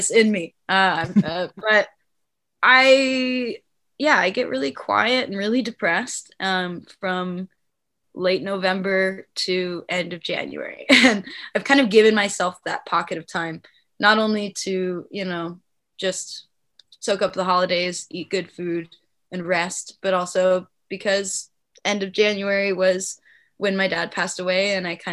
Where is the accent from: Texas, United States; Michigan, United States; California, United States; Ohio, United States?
California, United States; Palm Springs; I'm from Palm Springs.